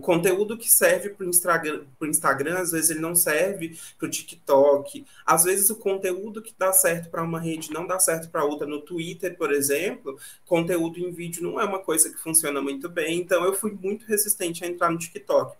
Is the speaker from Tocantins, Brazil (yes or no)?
yes; Tocantinópolis, Tocantins, Brazil; eu nasci numa cidadezinha de interior bem pequenininha chamada Tocantinópolis, aqui no Tocantins